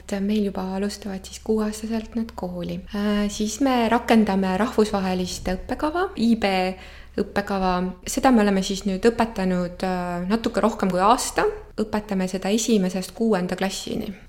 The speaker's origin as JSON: {"language": "Estonian", "town": "Tsirguliina", "region": "Valga County", "country": "Estonia", "tie": "born or raised there", "also_born_or_lived": "Võru", "moved": "as an adult", "lives_now": "Tartu, Estonia", "said": "ja ma olen sündinud Võrus ja käisin Võrus ka natuke lasteaias, aga siis äh, meie pere kolis äh, Valga lähedale. nii et tegelikult oma esimest klassi ma alustasin Tsirgulinna keskkoolis ja lõpetasin ka seal gümnaasiumi"}